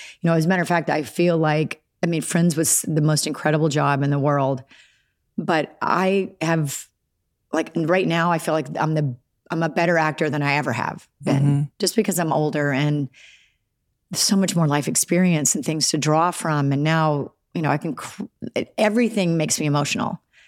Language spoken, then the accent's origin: English; Alabama, United States; accent: Southern; And being from Alabama, it's not something that you think that's a possibility because you just... there's no opportunities down there, really.